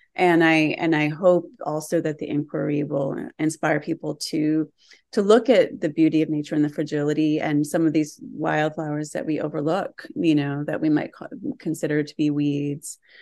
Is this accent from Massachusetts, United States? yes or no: yes; Western Massachusetts, United States; moved away as an adult; also born or lived in New York City; I grew up in Western Massachusetts and had a really deep relationship with land from the time I was a child